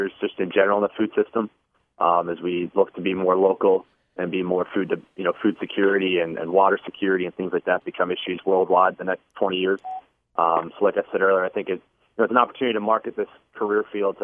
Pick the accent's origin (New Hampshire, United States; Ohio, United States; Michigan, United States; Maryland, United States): Maryland, United States; Columbia; I grew up in Columbia. I went to Wild Lake High School